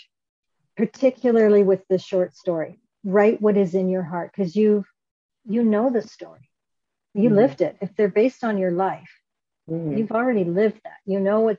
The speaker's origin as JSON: {"language": "English", "country": "Canada", "said": "I'm Canadian, so I say"}